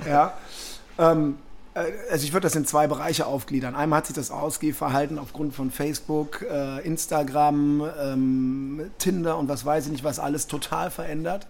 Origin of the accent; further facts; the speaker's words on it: Düsseldorf, North Rhine-Westphalia, Germany; ich bin Düsseldorfer Jung